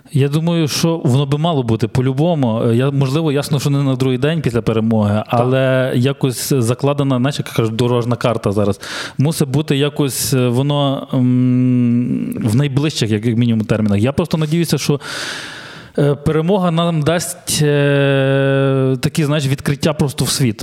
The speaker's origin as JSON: {"language": "Ukrainian", "country": "Ukraine", "said": "ми, українці"}